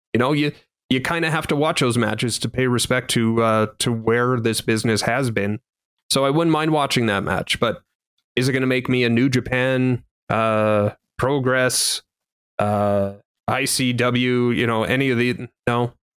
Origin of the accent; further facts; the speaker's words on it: Canada; being a Canadian